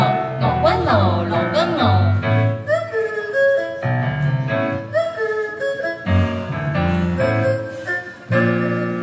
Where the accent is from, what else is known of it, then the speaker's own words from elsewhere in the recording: Minnesota, United States; I'm from Minnesota in the U.S.